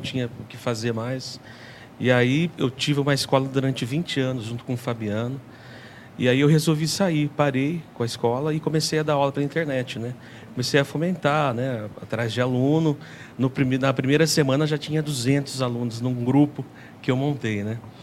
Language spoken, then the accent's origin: Portuguese; Araraquara, São Paulo, Brazil; sou daqui de São Paulo, né, de Araraquara.